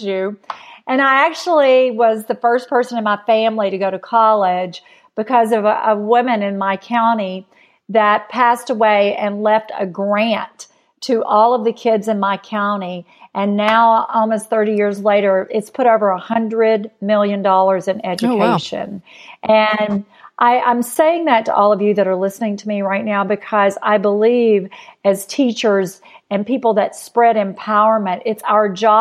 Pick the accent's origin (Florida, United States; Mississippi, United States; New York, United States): Mississippi, United States; North; I grew up dirt poor in North Mississippi